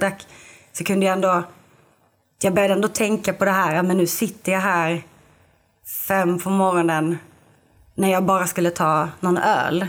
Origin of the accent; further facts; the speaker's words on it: Lund, Skåne, Sweden; now in Malmö, Sweden; jag är från Lund men jag bor i Malmö nu